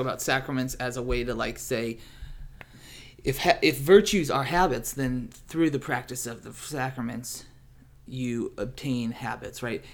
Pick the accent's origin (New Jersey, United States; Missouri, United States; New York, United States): Missouri, United States; St. Louis; I'm from the Midwest, from Saint Louis, Missouri